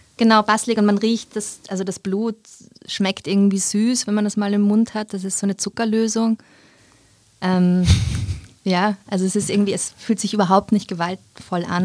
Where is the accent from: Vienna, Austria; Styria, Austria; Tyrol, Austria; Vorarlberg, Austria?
Vienna, Austria; accent: Wiener Deutsch; Ich bin aber in Wien geboren und aufgewachsen